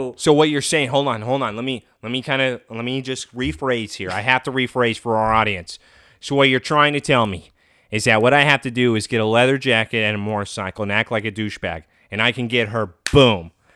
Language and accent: English; Kansas, United States; I grew up in Kansas.